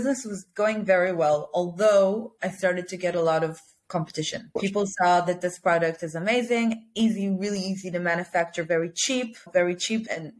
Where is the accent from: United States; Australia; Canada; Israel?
Israel; I'm from Israel.